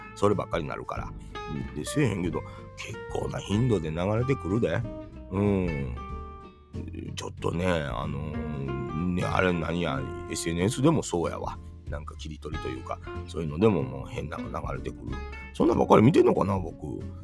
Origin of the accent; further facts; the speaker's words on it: Kansai, Japan; 関西人やからかな